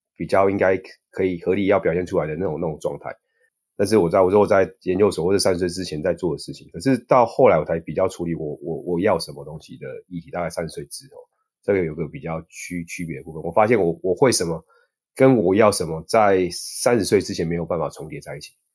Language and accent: Chinese; Taiwan; 我们是台湾人在， 在亚， 在国外有时候会被歧视